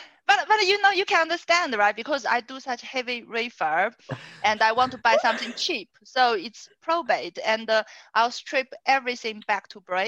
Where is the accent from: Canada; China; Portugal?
China; I'm from China.